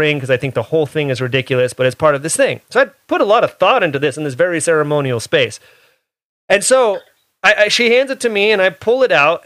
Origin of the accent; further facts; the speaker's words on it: Oakland, California, United States; I grew up in the Hayward, Oakland area.